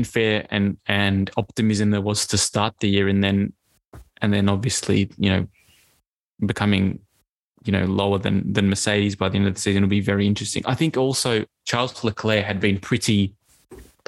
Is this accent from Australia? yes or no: yes; Australia; as an Australian